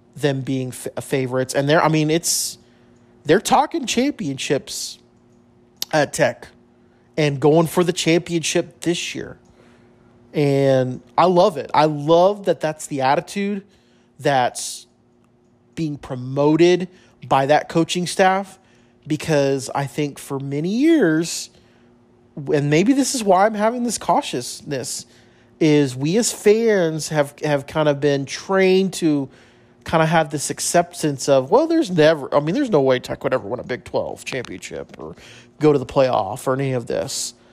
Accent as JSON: {"language": "English", "town": "El Paso", "region": "Texas", "country": "United States", "tie": "born or raised there", "said": "growing up in El Paso"}